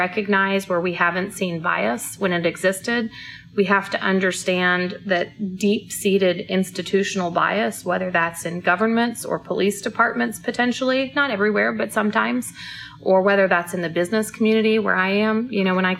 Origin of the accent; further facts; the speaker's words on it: St. Louis, Missouri, United States; I was born in St. Louis. I still have a lot of family in Florissant, which is where I lived when I was born